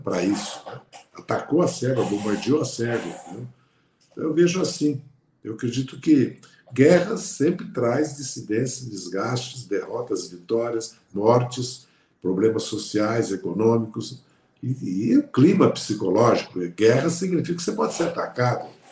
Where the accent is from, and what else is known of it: Brazil